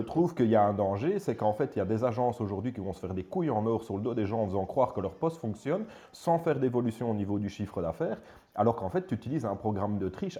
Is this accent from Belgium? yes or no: yes; Belgium; chez nous en Belgique